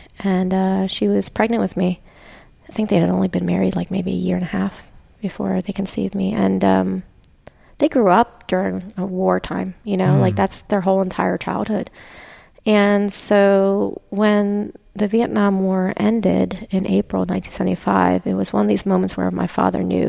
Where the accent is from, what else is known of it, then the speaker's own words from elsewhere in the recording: Pennsylvania, United States; growing up in Pennsylvania